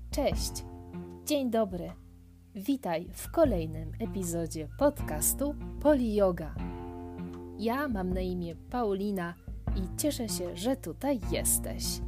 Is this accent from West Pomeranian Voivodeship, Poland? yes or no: no; near Kraków, Lesser Poland, Poland; moved away as an adult; also born or lived in Łódź, Poland; now in Paris, France; urodziłam się w Polsce, całkiem niedaleko Krakowa, e, w takiej małej miejscowości. Swoją edukację tam skończyłam